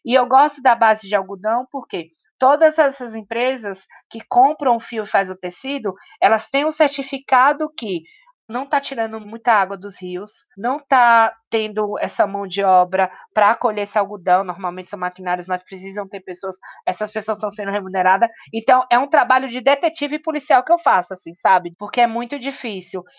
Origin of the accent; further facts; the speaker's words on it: Salvador, Bahia, Brazil; now in São Paulo, Brazil; eu venho né, de Salvador, então eu, vim, eu venho dessa cidade preta. E quando eu cheguei em São Paulo